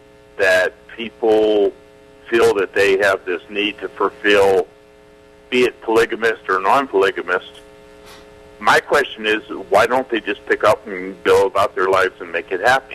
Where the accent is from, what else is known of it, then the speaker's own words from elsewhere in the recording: East Coast, United States; moved away; I'm coming from the East Coast, and I moved out here about 2 years ago.